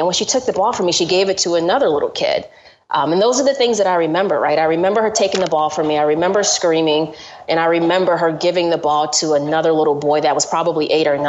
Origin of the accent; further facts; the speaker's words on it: Georgia, United States; I grew up in Georgia